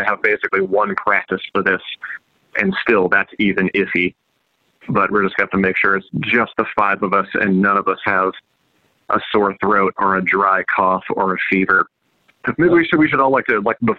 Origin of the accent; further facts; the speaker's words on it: Indianapolis, Indiana, United States; we're from Indianapolis